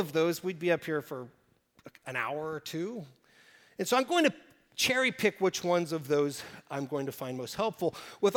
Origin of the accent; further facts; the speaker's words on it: Oklahoma Panhandle, United States; I grew up in the Oklahoma Panhandle